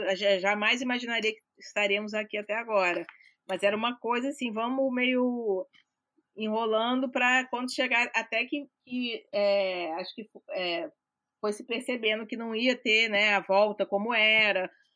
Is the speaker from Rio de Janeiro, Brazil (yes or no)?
yes; Rio de Janeiro, Brazil; also born or lived in Minas Gerais; eu sou carioca, então o próprio, nem sou, sou mineira, mas eu sou quase carioca, né? Sou crescida no Rio de Janeiro